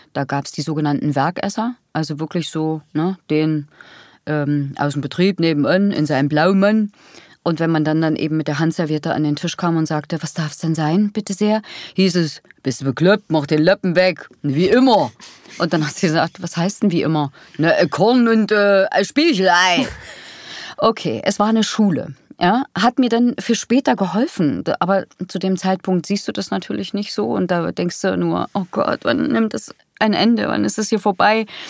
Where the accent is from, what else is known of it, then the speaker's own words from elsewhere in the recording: Thuringia, Germany; die spricht wie meine Heimat